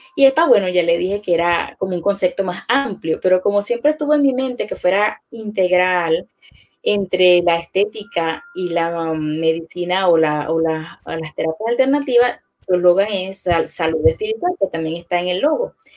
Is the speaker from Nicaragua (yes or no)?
no; Venezuela; moved away as an adult; now in Orlando, United States; Ingeniero químico era mi profesión en Venezuela